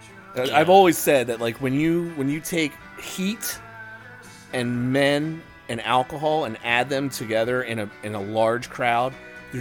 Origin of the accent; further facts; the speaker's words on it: Delco, Pennsylvania, United States; growing up in Delco